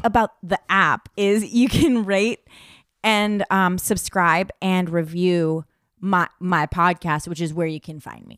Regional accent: California, United States; I grew up in California, obviously, so my accent is, like, like, I'm a girl

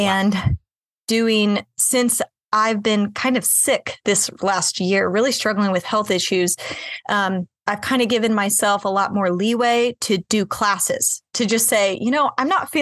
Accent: Kansas City, United States; I grew up, I was born and raised in Kansas City

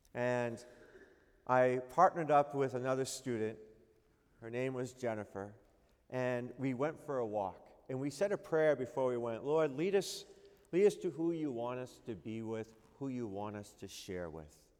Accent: New England, United States; I am from New England

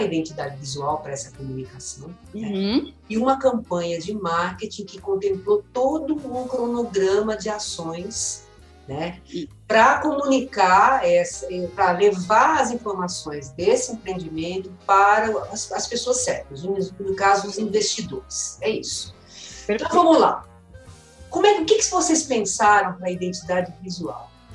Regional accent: São Caetano do Sul, São Paulo, Brazil; da cidade natal, que eu sou de São Caetano

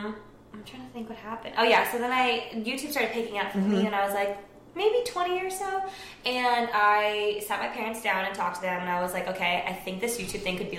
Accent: Orange County, California, United States; now in Los Angeles, United States; I grew up in Orange County, which is not too far from here. Honestly, like 10 minutes from Disneyland.

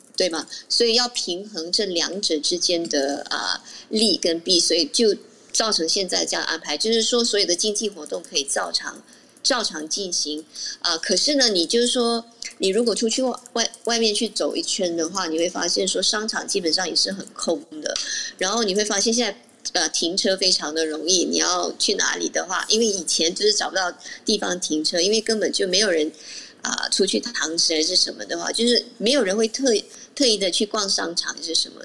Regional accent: Malaysia; 当然我是马来西亚人

